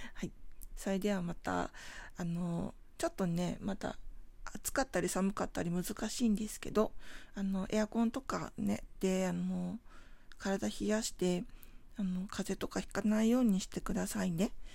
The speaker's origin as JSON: {"language": "Japanese", "region": "Tokyo", "country": "Japan", "tie": "born or raised there", "said": "出身地が東京なんですけれども東京都墨田区"}